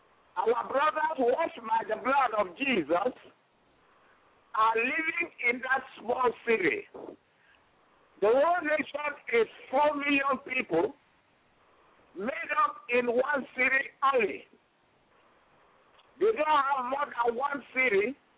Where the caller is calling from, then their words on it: Houston, Texas, United States; I am anchoring from Houston, Texas.